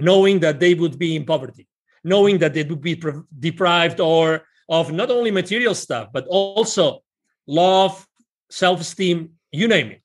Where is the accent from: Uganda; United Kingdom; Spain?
Spain; English is a second language; moved away as an adult; now in Plano, United States; I'm originally from Spain